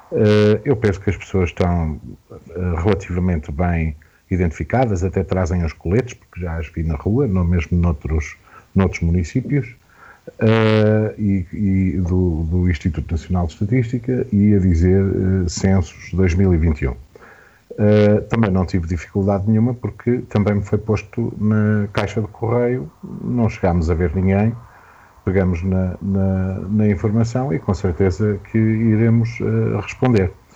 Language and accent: Portuguese; Portugal; quem somos enquanto portugueses